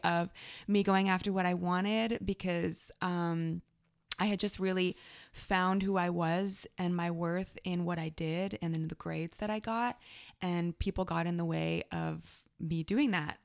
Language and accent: English; Canada; now in Redding, United States; I am Canadian-born